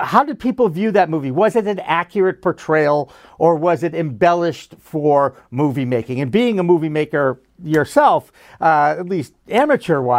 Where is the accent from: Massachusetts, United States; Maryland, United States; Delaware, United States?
Massachusetts, United States; Newton; I grew up outside of Boston in Newton, Massachusetts, a very nice suburb of Boston.